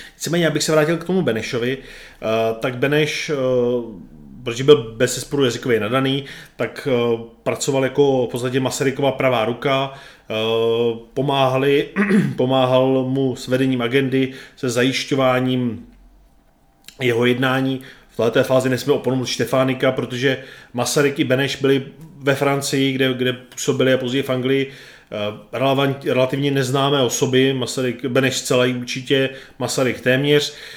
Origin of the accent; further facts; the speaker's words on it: Czechia; Tady u nás v Čechách